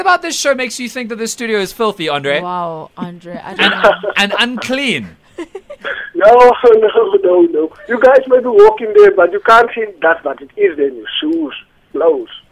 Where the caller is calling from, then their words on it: Port Elizabeth, Eastern Cape, South Africa; I'm calling from Port Elizabeth